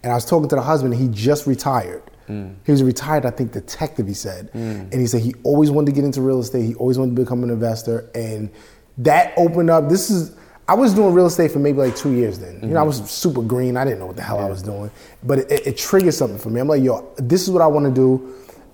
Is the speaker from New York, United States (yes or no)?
yes; New York, United States; I grew up in Jamaica. I knew Cheeks and him since I was a kid